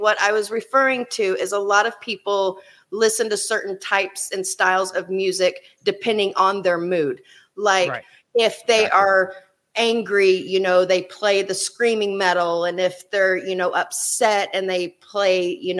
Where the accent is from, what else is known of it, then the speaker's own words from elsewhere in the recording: Oklahoma, United States; I'm from Oklahoma.